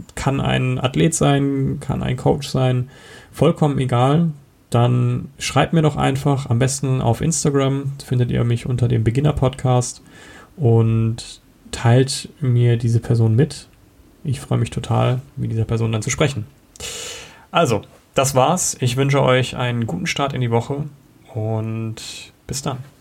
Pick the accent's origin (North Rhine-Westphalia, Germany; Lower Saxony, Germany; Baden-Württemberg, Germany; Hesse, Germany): Baden-Württemberg, Germany; Karlsruhe; now in Kempten, Germany; ich komme ursprünglich aus Karlsruhe, wohne mittlerweile in Kempten im Allgäu